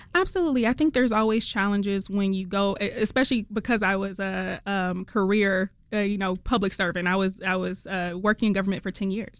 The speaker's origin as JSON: {"language": "English", "town": "Detroit", "region": "Michigan", "country": "United States", "tie": "born or raised there", "also_born_or_lived": "Los Angeles", "accent": "Detroit", "moved": "as an adult", "said": "I'm from Detroit. I'm from the East Side"}